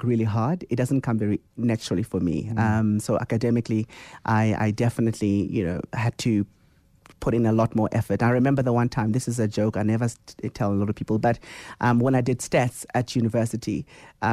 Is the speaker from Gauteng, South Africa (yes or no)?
yes; Soweto, Gauteng, South Africa; I was born in Soweto, so a melting pot of incredible energy